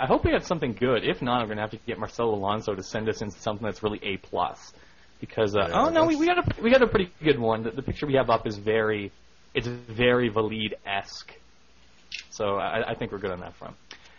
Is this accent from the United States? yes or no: no; Canada; Even though I'm a Canadian, a huge GSP fan, as someone who listens to every Sherdog show, I may cheer for Alves